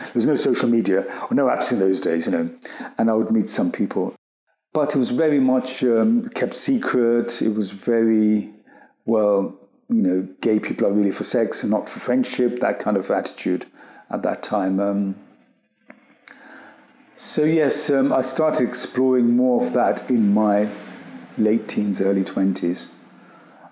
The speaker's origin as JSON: {"language": "English", "country": "United Kingdom", "said": "being British, Indian and gay, because in one sense you were already a minority being British Indian"}